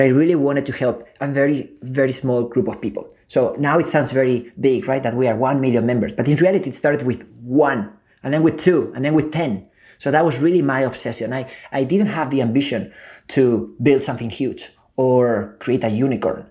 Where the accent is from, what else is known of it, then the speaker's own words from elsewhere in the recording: Spain; moved away as an adult; also born or lived in Silicon Valley; I was born and raised in Spain